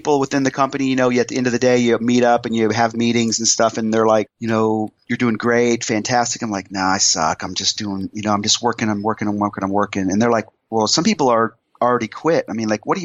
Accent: Iowa, United States; moved away as an adult; now in Dallas, United States; I grew up in Iowa. I grew up in a super small town until the seventh grade

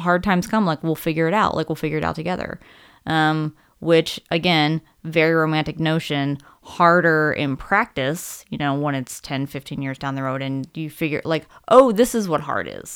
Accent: Maryland, United States; moved away; also born or lived in Utah; I grew up in Maryland

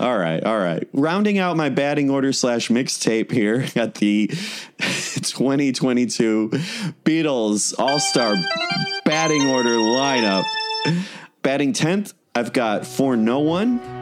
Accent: Chicago, Illinois, United States; we're both from Chicago

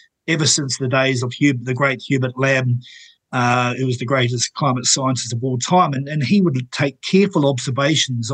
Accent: Napier, Hawke's Bay, New Zealand; Where I grew up in Taradale, Napier

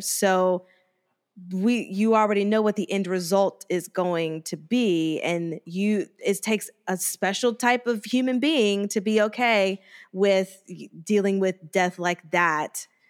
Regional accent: United States; that's only, like, an hour and a half from my hometown

